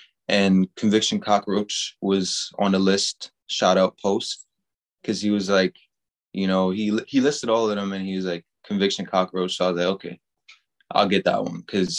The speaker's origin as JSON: {"language": "English", "region": "New York", "country": "United States", "tie": "born or raised there", "said": "Born and raised in New York."}